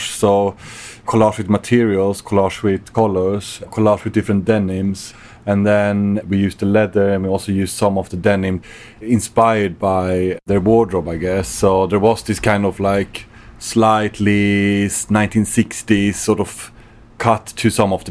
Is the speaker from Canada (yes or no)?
no; Sweden; now in London, United Kingdom; So I'm Swedish.